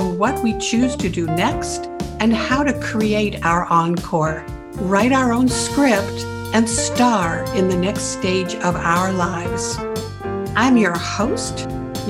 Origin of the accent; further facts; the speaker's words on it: Canada; I grew up in Canada